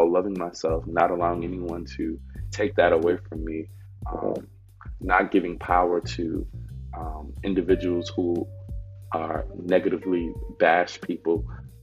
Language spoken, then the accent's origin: English; New York City, New York, United States; moved away as an adult; also born or lived in Georgetown, South Carolina; now in South Carolina, United States; I am from Harlem, New York City. And if you know anything about Harlem, you know that many areas, especially where I was born and raised, was very much so impoverished. I grew up in the housing projects on 126th Street and Lexington Avenue